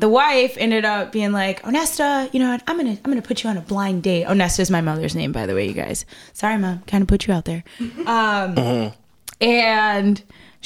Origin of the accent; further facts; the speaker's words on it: Schaumburg, Illinois, United States; also born or lived in Evanston, Illinois / Zion, Illinois; born in Evanston, and then my mom moved us to Schaumburg.